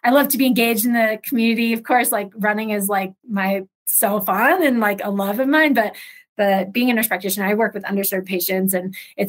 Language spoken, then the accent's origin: English; Ohio, United States; also born or lived in Los Angeles; I grew up in Ohio. Like, I guess both of us were from small town, mountain towns.